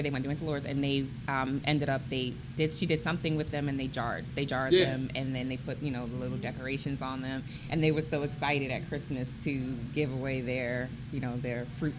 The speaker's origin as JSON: {"language": "English", "region": "New York", "country": "United States", "moved": "yes", "lives_now": "Harford County, United States", "said": "I'm from New York, so we don't have farms where I live."}